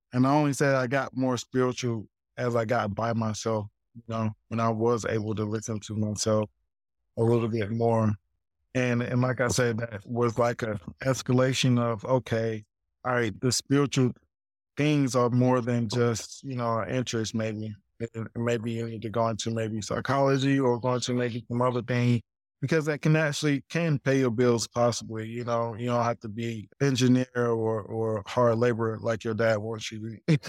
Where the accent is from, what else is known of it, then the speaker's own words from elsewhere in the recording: Greenville, South Carolina, United States; I'm like coming from Greenville, South Carolina, where it's like very, very country.